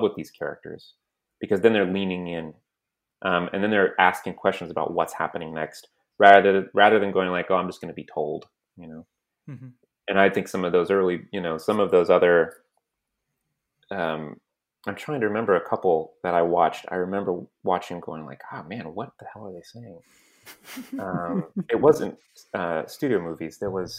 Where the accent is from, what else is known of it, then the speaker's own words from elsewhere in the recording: San Antonio, Texas, United States; I grew up in San Antonio, Texas